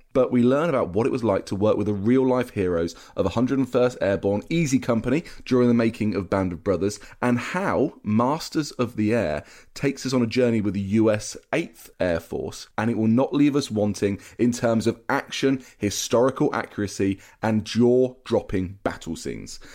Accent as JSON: {"language": "English", "area": "Cambridgeshire", "region": "East of England", "country": "United Kingdom", "tie": "born or raised there", "said": "I'm from Cambridgeshire, and you had so many U S bases there during the Second World War. And I remember that as a kid"}